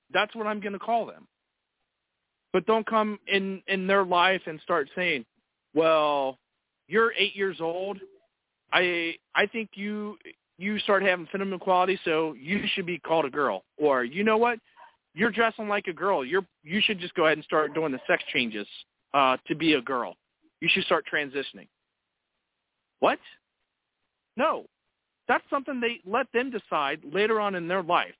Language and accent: English; United States; us as American people